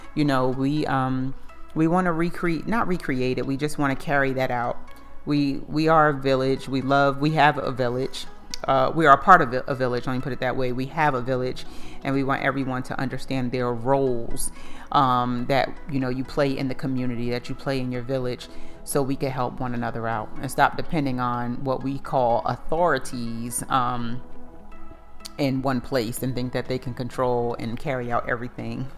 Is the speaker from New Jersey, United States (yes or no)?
yes; Plainfield, New Jersey, United States; now in Charlotte, United States; I'm from Plainfield, New Jersey, but I've been in North Carolina for 14 years